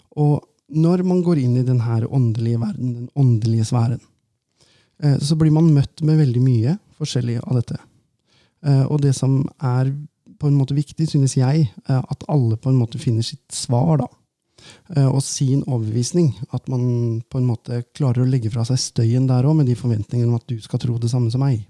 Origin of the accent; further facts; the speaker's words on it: Valdres, Innlandet, Norway; moved away; vi snakker ganske bredt der oppe, for jeg er jo fra Valdres